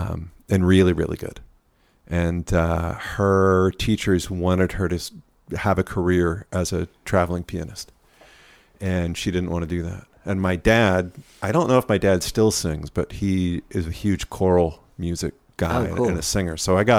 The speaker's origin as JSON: {"language": "English", "town": "Claremont", "region": "California", "country": "United States", "said": "Outside of LA, a town called Claremont."}